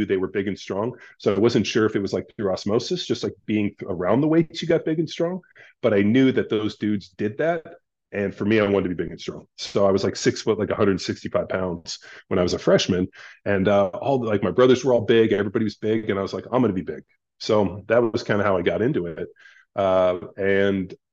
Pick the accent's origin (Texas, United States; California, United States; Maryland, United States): California, United States; Palos Verdes; I grew up in Southern California, youngest of three boys